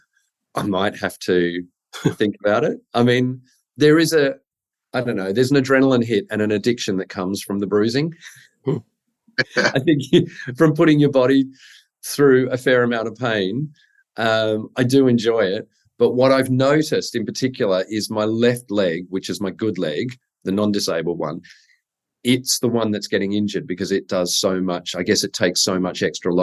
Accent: Sydney, New South Wales, Australia; born or raised there

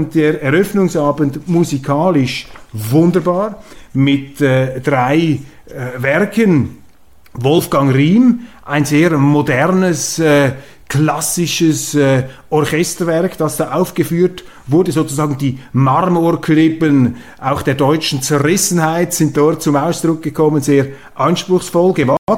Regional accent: Zurich, Switzerland; Und äh, als Zürcher beneide ich die Luzerner.

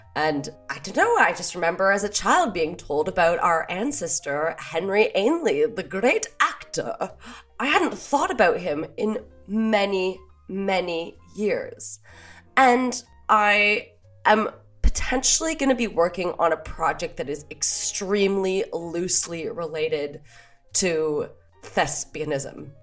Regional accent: Canada; moved away; also born or lived in Paris; we're Canadian

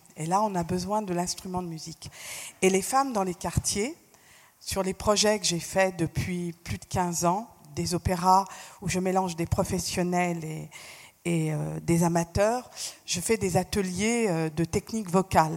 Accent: France; je suis née en France, j'ai fait toutes mes études en France

